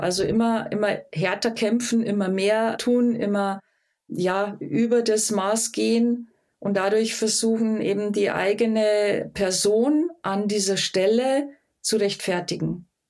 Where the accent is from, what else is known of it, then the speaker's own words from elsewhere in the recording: Rottal, Lower Bavaria, Germany; accent: Bavarian dialect; now in Munich, Germany; Ich bin Münchnerin, lebe seit fast 40 Jahren hier in München, bin im Rottal geboren, Niederbayerin